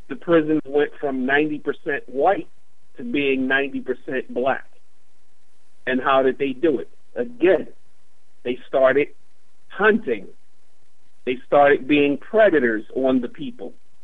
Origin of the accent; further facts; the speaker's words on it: Baltimore, Maryland, United States; I'm originally from West Baltimore. I experienced it as a child in West Baltimore.